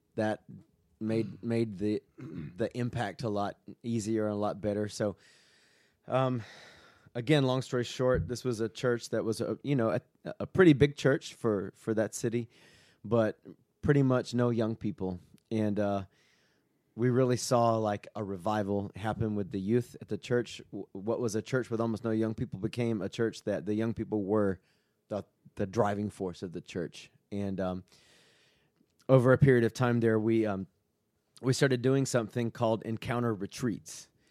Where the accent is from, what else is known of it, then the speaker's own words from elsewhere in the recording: Southeast, United States; moved away as an adult; also born or lived in Mexico / Southwest US; now in Kennesaw, United States; I grew up in the Southeast